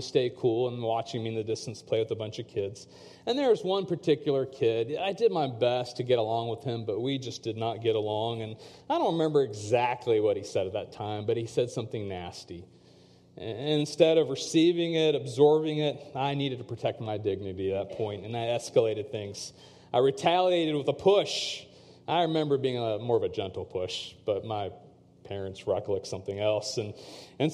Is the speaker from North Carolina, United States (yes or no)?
yes; Chapel Hill, North Carolina, United States; growing up in the States as a second-generation South Asian